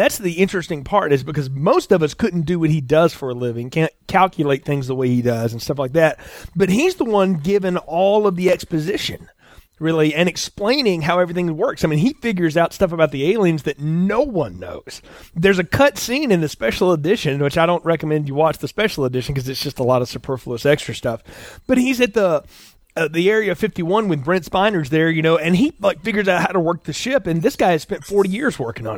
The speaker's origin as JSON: {"language": "English", "region": "the South", "country": "United States", "said": "I'm from the South"}